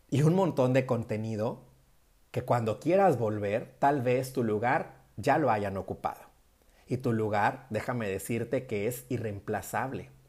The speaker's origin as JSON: {"language": "Spanish", "region": "northern Mexico", "country": "Mexico", "said": "en nuestro caso particular, por ejemplo, que somos norteños, cuando suenan los acordeones"}